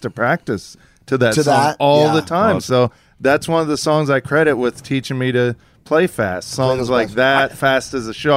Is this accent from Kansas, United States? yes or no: yes; Kansas, United States; growing up in Kansas